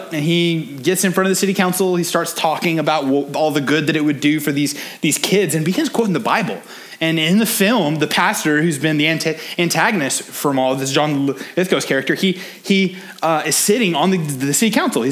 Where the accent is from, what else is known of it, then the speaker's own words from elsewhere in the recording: Oklahoma, United States; I grew up in Oklahoma, a very small town right on the border of Texas.